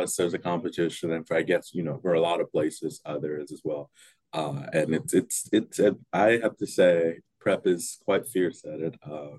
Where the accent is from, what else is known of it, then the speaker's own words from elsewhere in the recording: Jackson, Mississippi, United States; I'm from here, obviously, in Mississippi, born and raised in Jackson my entire life, last 18 years. I've attended, I graduated earlier this year from Jackson Prep.